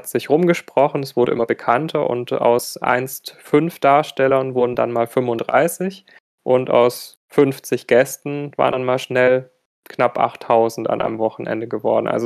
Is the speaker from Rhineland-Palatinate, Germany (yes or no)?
no; Baden-Württemberg, Germany; ich komme aus der Nähe von Stuttgart